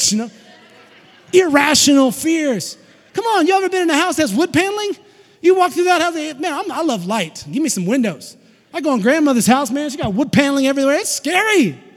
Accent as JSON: {"language": "English", "region": "Tennessee", "country": "United States", "said": "I'm from Tennessee. We don't have a lot of those. We're in the hills. We have hillbillies."}